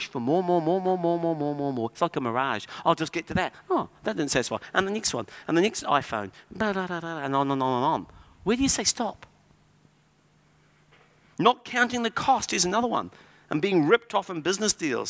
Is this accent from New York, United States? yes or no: no; California, United States; moved away; My home state is the fifth largest economy in the world and is bankrupt